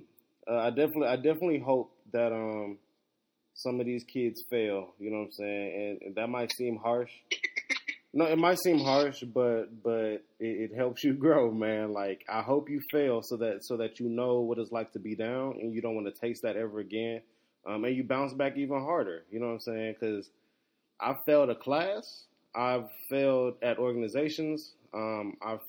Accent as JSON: {"language": "English", "country": "Nigeria", "said": "in my culture, like, as a Nigerian"}